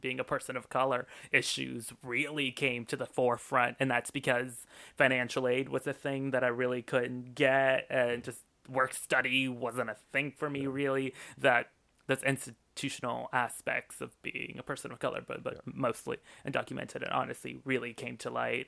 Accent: Austin, Texas, United States; also born or lived in Mexico; I grew up in Austin, and Austin compared to the rest of Texas is completely different

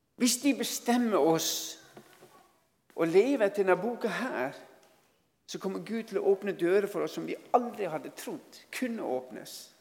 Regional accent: Norway

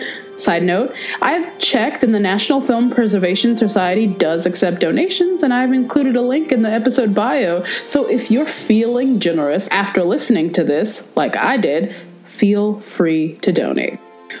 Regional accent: Chicago, Illinois, United States; my hometown, Chicago, Illinois

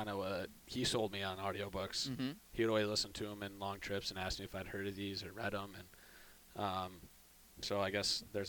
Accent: Syracuse, New York, United States; So it's a little suburb about 15 minutes outside of downtown.

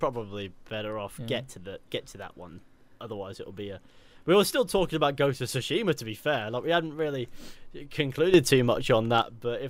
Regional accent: South West England, United Kingdom; now in Manchester, United Kingdom; Don't worry, I'm from the West Country originally too, but I live in Manchester. Lucky me, I have a hybrid accent, which means sometimes it sounds like this and other times it sounds like this.

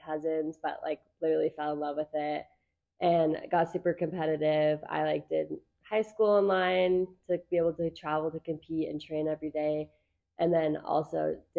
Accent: Orem, Utah, United States; So I grew up in Orem, Utah. I started racing for Sundance when I was about 8 years old

